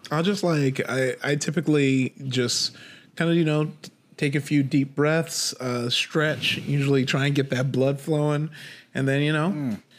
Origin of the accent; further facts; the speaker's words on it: Compton, California, United States; I grew up in Compton, uh, you know, uh, 90s kid